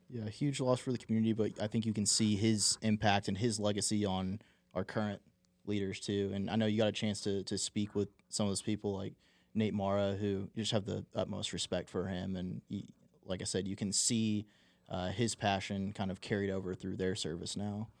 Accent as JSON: {"language": "English", "region": "Texas", "country": "United States", "tie": "born or raised there", "said": "snow days when you were a kid in school and such a novelty in, in Texas too."}